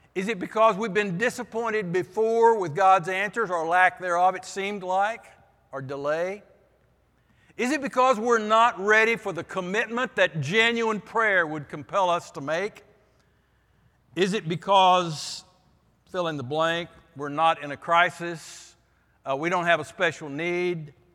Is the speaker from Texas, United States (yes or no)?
yes; Vernon, Texas, United States; moved away; in my church when I was growing up in Vernon, Texas.